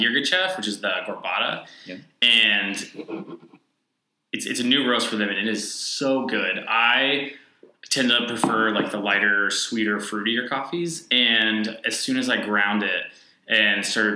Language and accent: English; Nashville, Tennessee, United States; moved away as an adult; now in Indianapolis, United States; I'm from Nashville, Tennessee, and Nashville has an incredible coffee scene